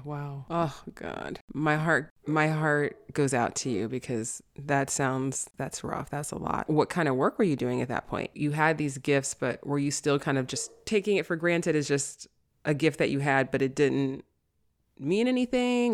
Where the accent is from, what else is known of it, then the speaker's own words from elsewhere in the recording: New York City, New York, United States; also born or lived in Manhattan; I grew up in the South Bronx